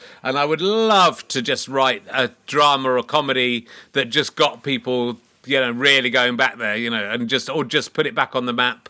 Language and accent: English; Yorkshire and the Humber, United Kingdom; also born or lived in Loughborough, United Kingdom; and I still see myself as a Yorkshireman as a result of being born in Yorkshire. Then most of my memories are from Loughborough, where I lived for 4 years, from the age of 4 to 8.